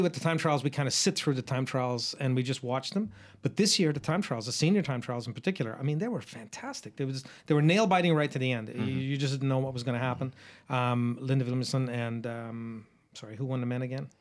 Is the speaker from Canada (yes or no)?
no; Australia; I'm not speaking just as an Australian